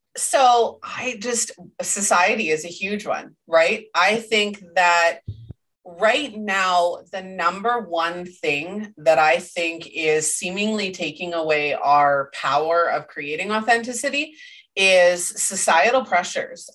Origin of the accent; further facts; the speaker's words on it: Canada; I'm Canadian